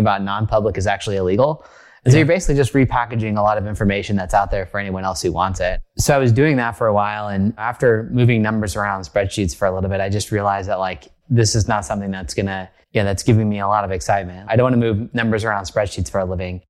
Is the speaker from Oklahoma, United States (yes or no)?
yes; rural Oklahoma, United States; moved away as an adult; now in Bay Area, United States; I grew up in a place that was very foreign to the Bay Area where I now live, almost a separate country, but not quite. It's called rural Oklahoma. So I grew up in Oklahoma